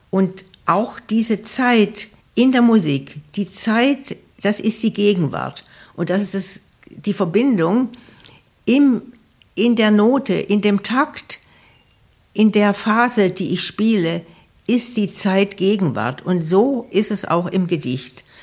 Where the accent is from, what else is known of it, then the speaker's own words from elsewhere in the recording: Southern Germany, Germany; now in Bremen, Germany; Ja, also 72, glaube ich, fing das an. Und ich komme ja aus Süddeutschland. Insofern war Bremen für mich immer auch eine fremde Stadt.